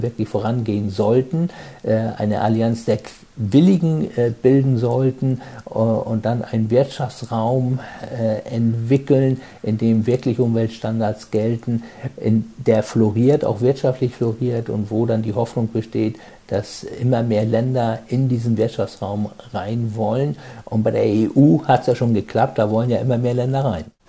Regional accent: Germany; also born or lived in Hamburg; Bei uns in Deutschland

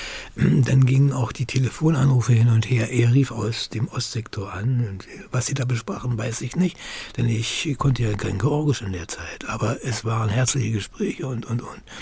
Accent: Berlin, Germany; moved away; so war meine Muttersprache die hauptsächliche Sprache, in der ich mich orientierte und dachte und handelte, eben Deutsch bis 1946, äh, was das Jahr unserer Entführung aus Berlin ist, durch die Sowjets eben.

